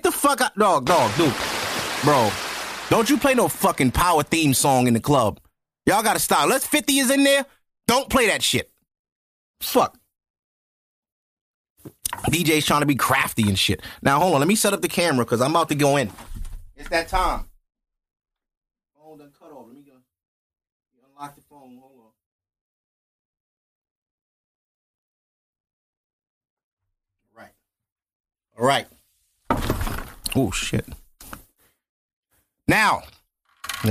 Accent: United States; I'm American

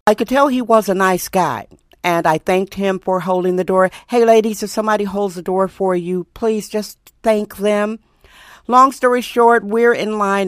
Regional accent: Milwaukee, Wisconsin, United States; now in San Francisco, United States; I'm originally from Milwaukee, Wisconsin

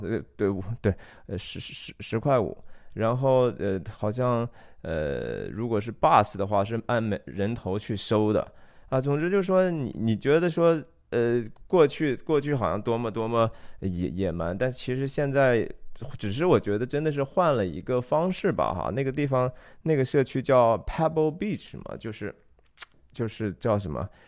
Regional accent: Taiyuan, Shanxi, China; moved away; 我的家乡是山西太原

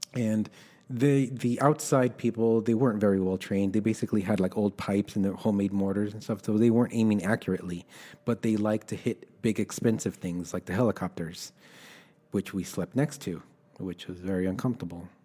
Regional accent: Los Angeles, California, United States; also born or lived in El Salvador; I was born in El Salvador, and my parents brought me to the States when I was about four. We illegally crossed the border, and, uh, I was raised in Los Angeles.

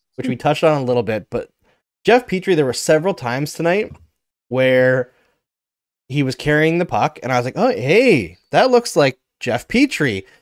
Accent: Saskatchewan, Canada; I'm from Saskatchewan, where I was born

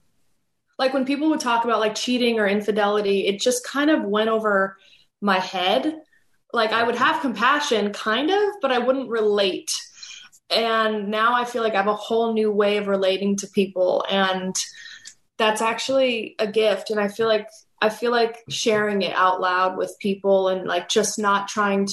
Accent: Los Angeles, California, United States; my childhood and growing up in Los Angeles

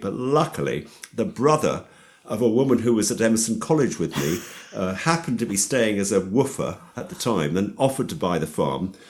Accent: London, United Kingdom; also born or lived in Hexton, Hertfordshire; I'm a Londoner. uh, I was brought up in and around London

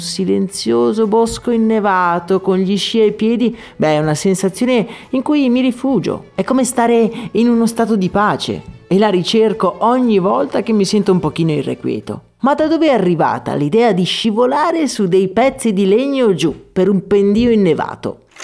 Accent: Agordo, Veneto, Italy; Io sono nato ad Agordo, una piccola città ai piedi delle Dolomiti, e gran parte della mia gioventù l'ho passata tra le montagne.

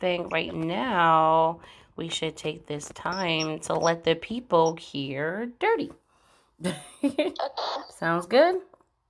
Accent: Connecticut, United States; I'm from Connecticut, which is the state next door to New York.

